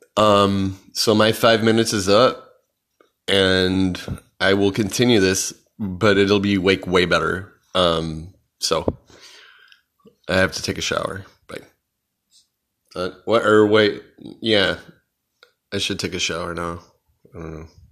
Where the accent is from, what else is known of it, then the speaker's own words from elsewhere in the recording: Chicago, Illinois, United States; I'm from Chicago